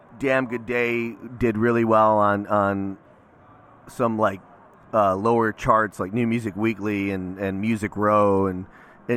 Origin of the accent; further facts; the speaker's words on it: Lansing, Illinois, United States; now in Virginia, United States; I was born and raised in Illinois, a little town called Lansing, Illinois